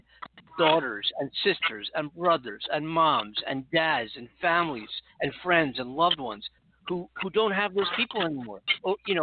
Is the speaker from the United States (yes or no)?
yes; Los Angeles, California, United States; In Los Angeles alone, my hometown